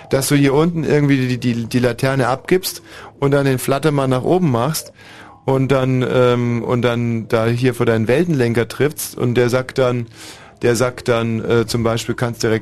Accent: Guben, Brandenburg, Germany; Guben, habe ich ja schon gesagt. Aus Kuben.

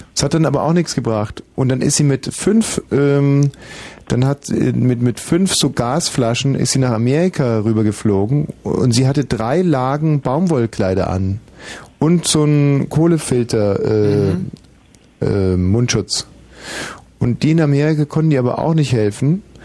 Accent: Augsburg, Bavaria, Germany; moved away; in meiner Heimatstadt Augsburg

